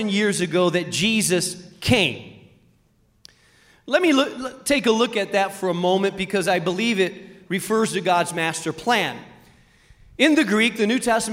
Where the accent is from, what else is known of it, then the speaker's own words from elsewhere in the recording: Spain; moved away; I grew up in Spain